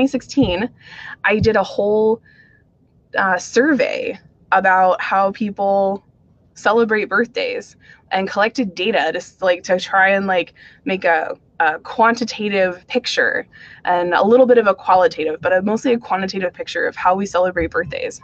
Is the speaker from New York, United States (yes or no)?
no; Phoenix, Arizona, United States; I grew up in the Irish community in Phoenix, Arizona